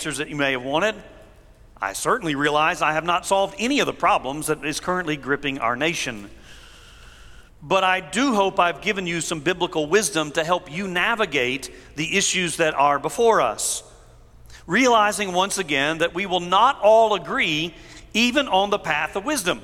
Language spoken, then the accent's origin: English; United States; I was born in America. I am grateful to be an American citizen.